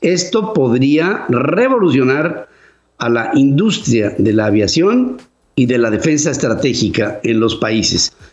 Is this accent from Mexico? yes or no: yes; Mexico